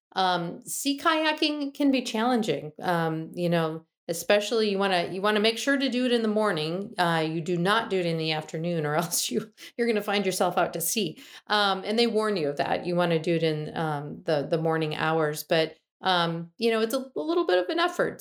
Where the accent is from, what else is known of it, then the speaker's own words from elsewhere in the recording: Michigan, United States; I'm from Michigan and I'm used to what these landscapes look like